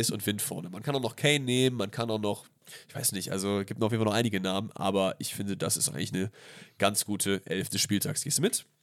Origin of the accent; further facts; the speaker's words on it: South Germany, Germany; ich bin halt im Süden